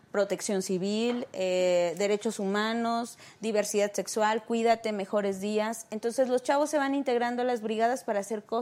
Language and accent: Spanish; Azcapotzalco, Mexico City, Mexico; Este, escapo del Rosario.